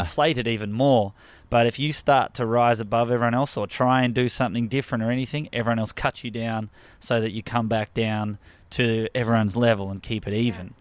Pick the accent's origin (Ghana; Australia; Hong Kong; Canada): Australia; accent: Australian; moved away as an adult; now in United States; I'm from Australia